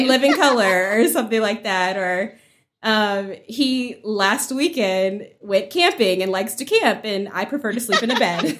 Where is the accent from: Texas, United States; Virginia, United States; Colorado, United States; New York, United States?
Virginia, United States; Woodbridge; So, I grew up in Woodbridge, Virginia. It's about thirty miles south of D C.